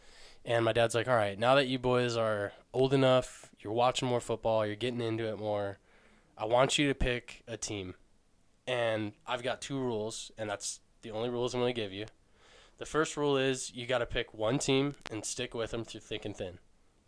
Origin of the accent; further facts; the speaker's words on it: Michigan, United States; moved away; Michigan's where I'm from.